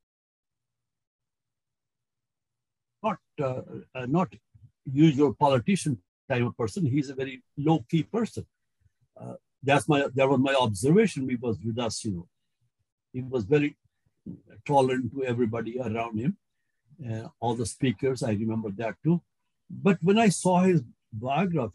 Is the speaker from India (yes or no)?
yes; India; moved away; I grew up in India